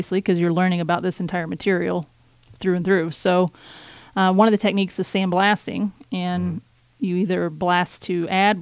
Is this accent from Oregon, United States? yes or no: no; Indiana, United States; moved away as an adult; also born or lived in Fort Ord, California; now in Rochester, United States; family moved back to Indiana